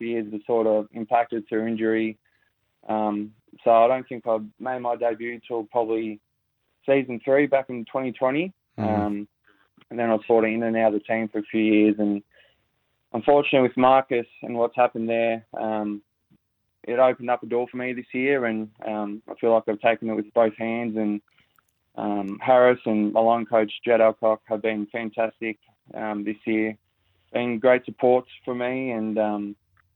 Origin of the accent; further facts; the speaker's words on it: Noosa, Queensland, Australia; I was very lucky as a kid growing up in Noosa